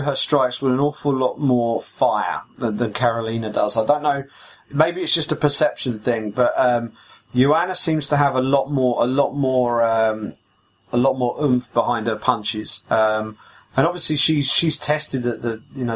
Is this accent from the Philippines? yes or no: no; United Kingdom; as a British podcast and as two British journalists